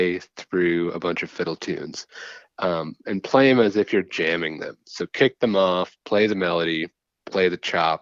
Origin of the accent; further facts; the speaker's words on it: Waldo, Wisconsin, United States; I'm originally from Waldo, Wisconsin, 400 people